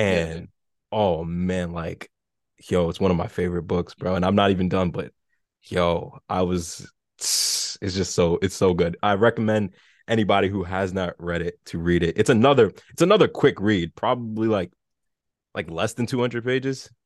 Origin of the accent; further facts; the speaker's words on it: New York City, New York, United States; I'm from New York City, so I remember taking the train as a kid to, to school, so I grew up in the Bronx